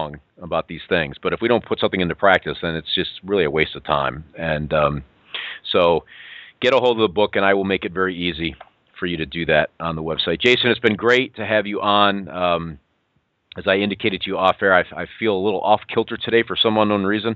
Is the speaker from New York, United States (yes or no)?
yes; Western New York, United States; moved away; I'm a Western New Yorker, in case you haven't picked up on it. I'm from Western New York. I lived my years in the snow